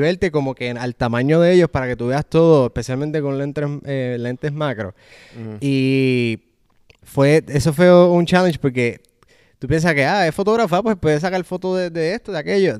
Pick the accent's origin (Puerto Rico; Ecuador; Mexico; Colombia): Puerto Rico; moved away as an adult; also born or lived in Orlando; now in Atlanta, United States; en el 2015, que fue que decidí mudarme de Puerto Rico